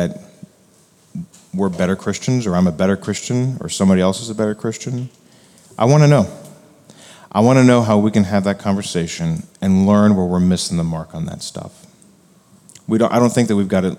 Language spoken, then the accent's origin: English; United States; as Americans and as evangelicals